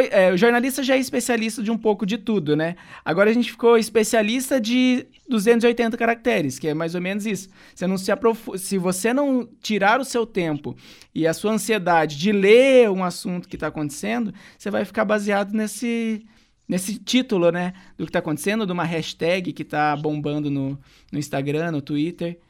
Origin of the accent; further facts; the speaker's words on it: Santo Antônio da Platina, Paraná, Brazil; moved away as an adult; also born or lived in Ponta Grossa; eu saí de Santo Antônio lá no meu país, Santo Antônio da Platina, quando eu fui para Ponta Grossa